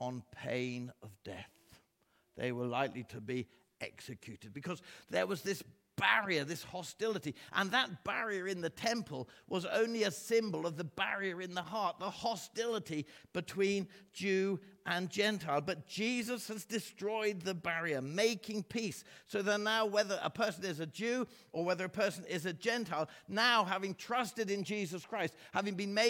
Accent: England, United Kingdom; asked me where I came from. I said, England

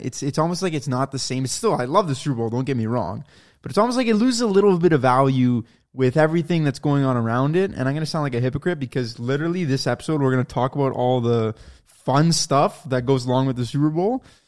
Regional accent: Toronto, Ontario, Canada; we're from Toronto

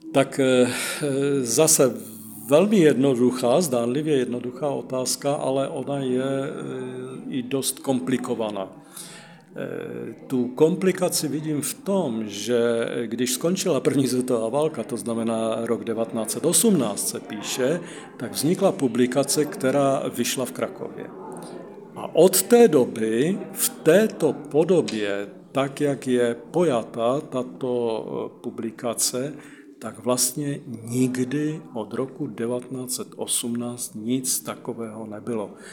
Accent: Ostrava, Moravian-Silesian Region, Czechia; moved away as an adult; also born or lived in Prešov, Slovakia; jako Ostravák v podstatě velice blízko jsou Moravskosleské Beskydy a Vsetínské vrchy

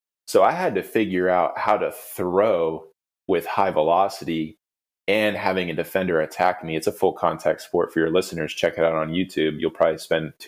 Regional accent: United States; as an American

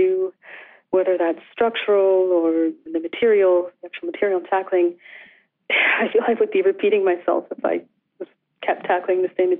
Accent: Calgary, Alberta, Canada; I grew up on the prairies. I'm from Calgary, Alberta. Mm-hmm. And I grew up there in the 80s.

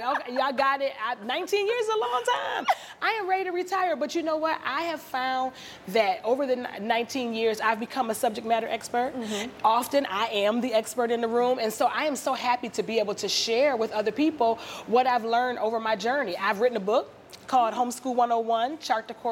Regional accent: Maryland, United States; I am from Maryland in the DMV area

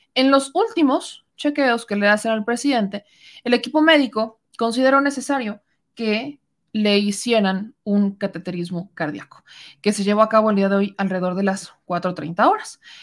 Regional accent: Mexico; como mexicanos

